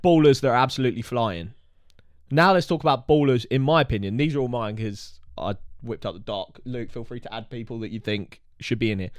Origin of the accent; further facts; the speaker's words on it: Watford, East of England, United Kingdom; we're from Watford and we're Watford fans